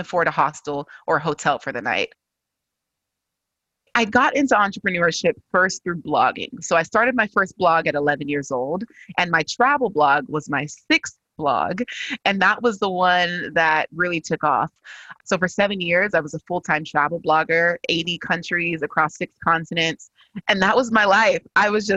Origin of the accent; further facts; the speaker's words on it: California, United States; I was born and raised in California